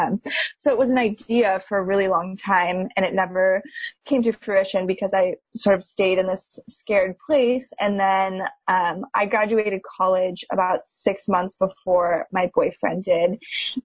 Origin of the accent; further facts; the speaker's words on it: Reno, Nevada, United States; moved away as an adult; now in Bay Area, United States; I am from Reno, Nevada, which is a bit of like a small town vibe for people that aren't familiar with the area